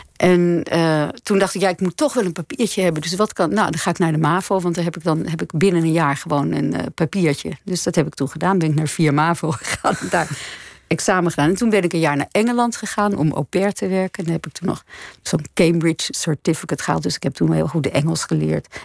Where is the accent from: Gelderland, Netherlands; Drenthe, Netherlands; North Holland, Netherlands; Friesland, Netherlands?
North Holland, Netherlands; Nederhorst den Berg; also born or lived in Hilversum; Dat was het dorp waar ik vandaan kwam